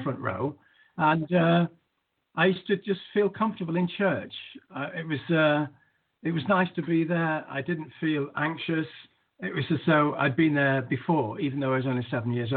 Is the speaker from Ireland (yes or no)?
no; Manchester, North West England, United Kingdom; where I grew up in Manchester